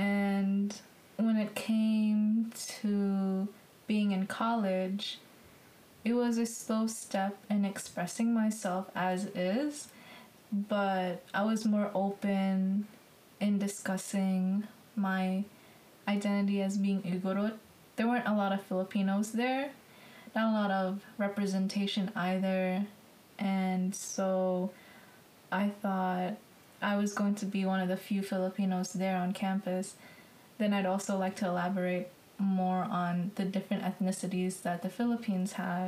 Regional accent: Massachusetts, United States; born or raised there

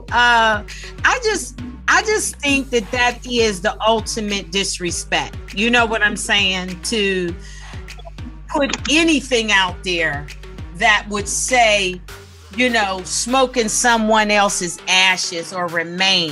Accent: Pittsburgh, Pennsylvania, United States; now in Los Angeles, United States; I'm from Pittsburgh, Pennsylvania originally. I'm in Los Angeles now.

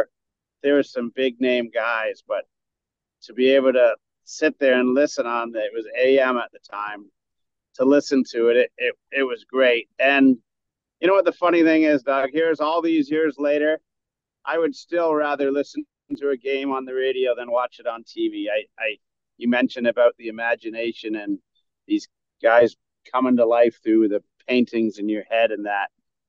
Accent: Northern England, United Kingdom; My family, I'm British, actually, from Northern England. So my mom and dad weren't really into hockey, but we grew up on a dead-end street or a cul-de-sac

